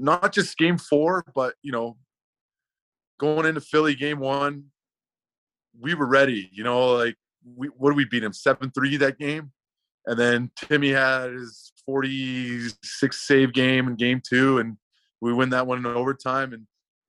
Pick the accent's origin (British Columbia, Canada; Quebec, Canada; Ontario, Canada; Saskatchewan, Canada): British Columbia, Canada; Vancouver; moved away; in my hometown